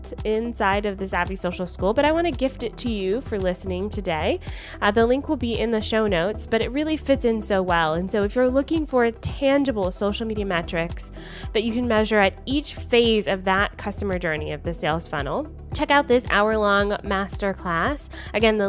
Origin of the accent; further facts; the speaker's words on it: Canada; I'm Canadian. I have citizenship in both countries.